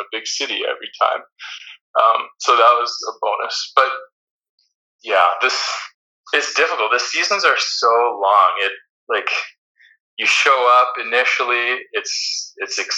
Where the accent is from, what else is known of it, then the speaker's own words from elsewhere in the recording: Canada; moved away as an adult; also born or lived in Netherlands; you're always the foreigner as a Canadian